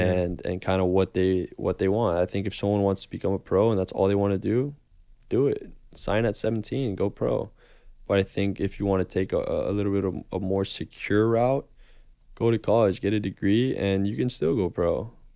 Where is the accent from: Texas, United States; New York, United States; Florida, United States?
Florida, United States; Miami; moved away as an adult; also born or lived in Boston; I was born and raised in Miami